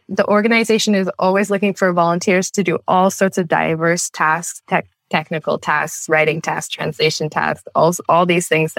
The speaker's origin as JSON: {"language": "English", "country": "Canada", "said": "I'm from Canada"}